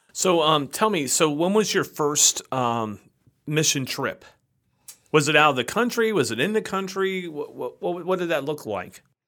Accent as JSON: {"language": "English", "country": "United States", "also_born_or_lived": "Canandaigua, New York", "said": "as an American citizen where I live"}